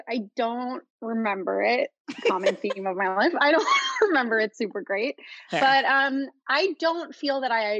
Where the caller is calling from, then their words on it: New York City, New York, United States; I am in New York.